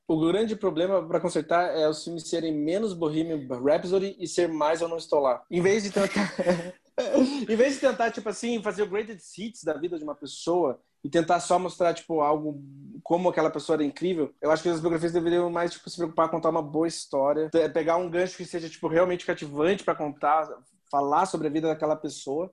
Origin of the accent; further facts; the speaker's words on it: Brazil; eu sou brasileiro